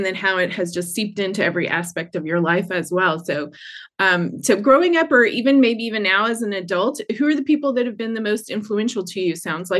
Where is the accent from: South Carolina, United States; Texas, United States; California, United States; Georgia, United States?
Georgia, United States; accent: Georgia; there's my Georgia accent.